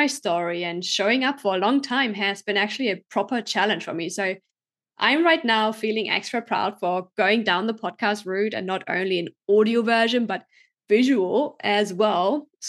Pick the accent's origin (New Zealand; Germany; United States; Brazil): Germany; I grew up in Germany, visited high school there, did my A-levels